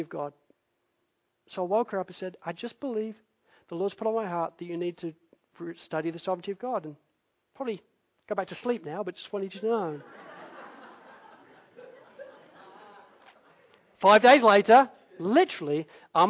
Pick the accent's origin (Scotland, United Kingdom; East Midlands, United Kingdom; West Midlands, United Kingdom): East Midlands, United Kingdom; Spalding; the church that I grew up in Spalding